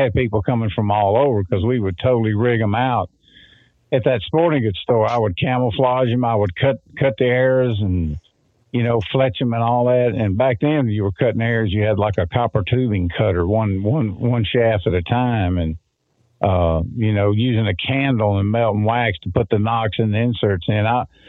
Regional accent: Florida, United States; I grew up hunting in the Homosassa National Forest, and I ran the archery division of a big sporting goods store down there.

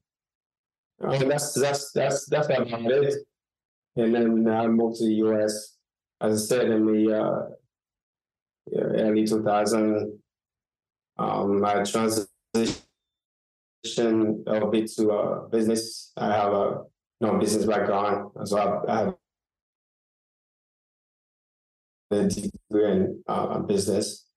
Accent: Haiti; moved away as an adult; now in Miami, United States; I was born and raised in Haiti. I would say most of my life I spent in Haiti.

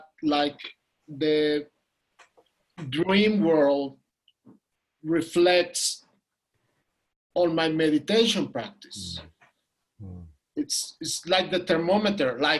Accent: Mexico City, Mexico; I'm from Mexico City. I'm here in Mexico City.

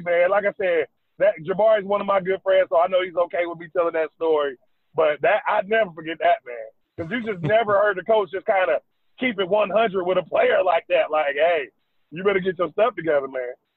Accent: Dayton, Ohio, United States; moved away as an adult; also born or lived in Calgary; now in South Carolina, United States; I'm from Dayton, Ohio

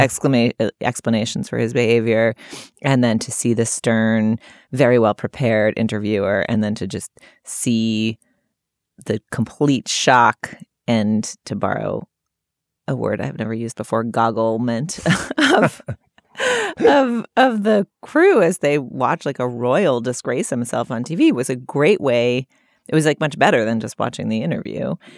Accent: California, United States; I'm from California

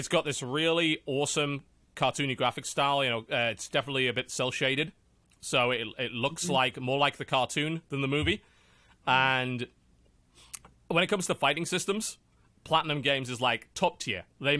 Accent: England, United Kingdom; I'm English.

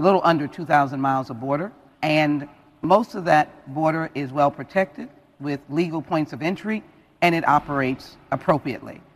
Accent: Texas, United States; I am a Texan

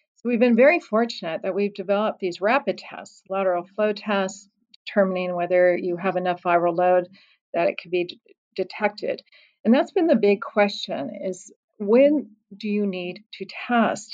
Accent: Colorado, United States; moved away; my home state of Colorado

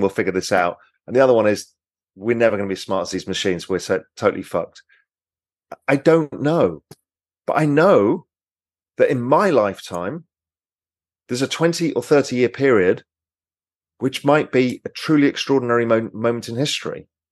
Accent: England, United Kingdom; I'm English

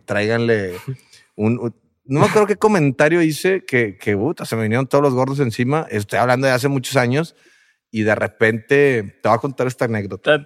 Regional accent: Monterrey, Nuevo León, Mexico; somos de Monterrey

